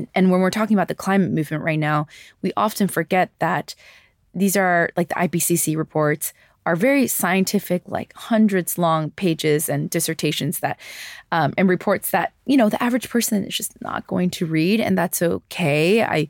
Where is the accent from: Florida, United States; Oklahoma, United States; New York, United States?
New York, United States; New York City; I grew up in New York City. I grew up in, you know, these metropolitan areas.